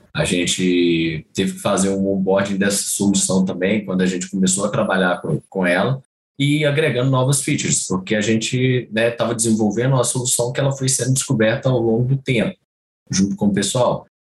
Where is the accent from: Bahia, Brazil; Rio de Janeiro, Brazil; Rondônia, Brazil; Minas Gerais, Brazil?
Minas Gerais, Brazil; Itabira; foi na minha cidade natal, né? Eu sou de Tabira